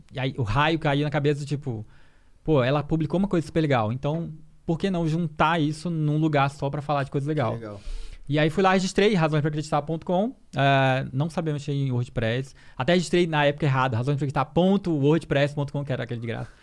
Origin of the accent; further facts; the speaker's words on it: Porto Velho, Rondônia, Brazil; also born or lived in Maranhão; Sou do Maranhão, é nasci do Maranhão e cresci em Rondônia, em Porto Velho